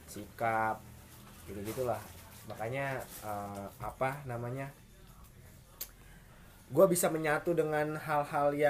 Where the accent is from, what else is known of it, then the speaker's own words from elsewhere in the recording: Tangerang, Banten, Indonesia; gue dari Tangerang